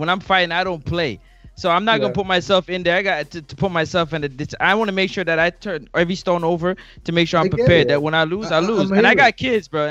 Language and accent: English; Jamaica; I'm Jamaican